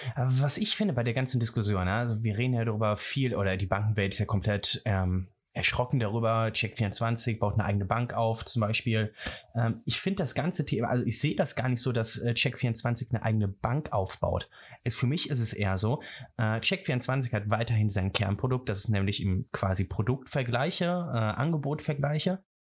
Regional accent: Rhineland, Germany; ich komme aus dem Rheinland

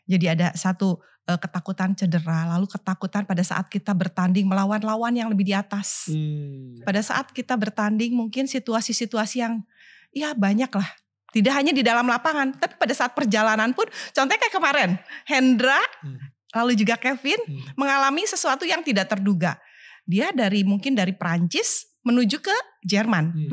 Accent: Tasikmalaya, West Java, Indonesia; masa kecil saya ya waktu di Tasik itu sebetulnya kami e, dari keluarga kurang mampu waktu itu.

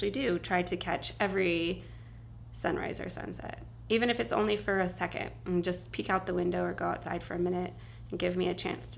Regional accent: East Coast of Florida, United States; I grew up on the East Coast of Florida

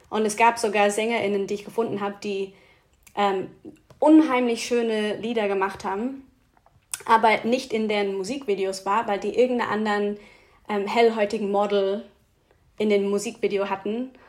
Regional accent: Switzerland; kommt auch vor in meine Playlist, die aus der Schweiz kommt, auch aus einem kleinen Ort, wo ich herkomme.

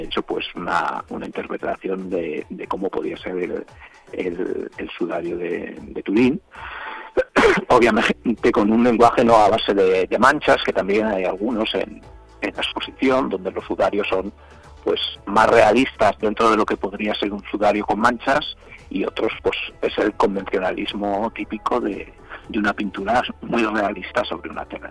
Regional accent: Zamora, Castile and León, Spain; yo sea zamorano

